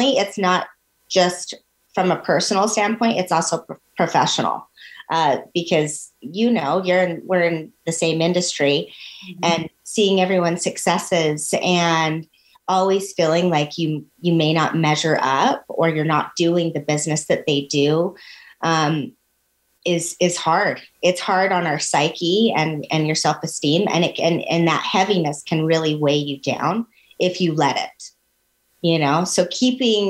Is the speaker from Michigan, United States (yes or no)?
no; Ogden, Utah, United States; I'm born and raised in Ogden, Utah